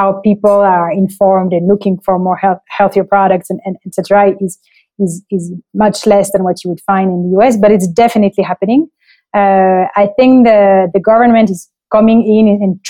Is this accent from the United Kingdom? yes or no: no; France; moved away as an adult; also born or lived in Montreal, Canada / Chile / Colombia; now in Mexico; I was raised in France. My dad was in the military, so we changed quite a few times of town